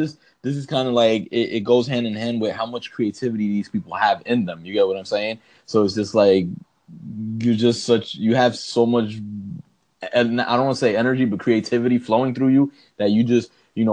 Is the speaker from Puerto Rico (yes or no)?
yes; Puerto Rico; growing up in Puerto Rico